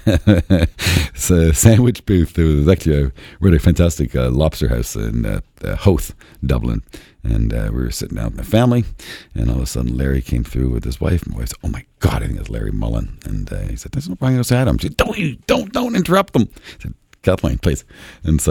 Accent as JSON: {"language": "English", "country": "Canada", "said": "I'm Canadian. I'm a proud Canadian"}